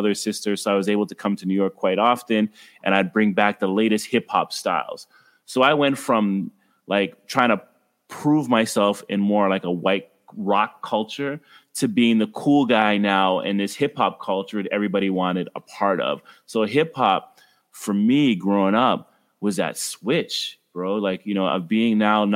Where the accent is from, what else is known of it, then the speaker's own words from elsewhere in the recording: Ottawa, Ontario, Canada; I grew up in Ottawa, Ontario, Canada